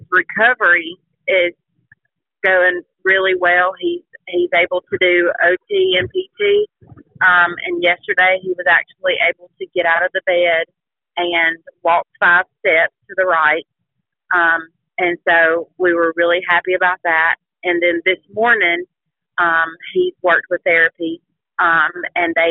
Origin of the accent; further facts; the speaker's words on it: Childersburg, Alabama, United States; we were actually raised in Talladega County.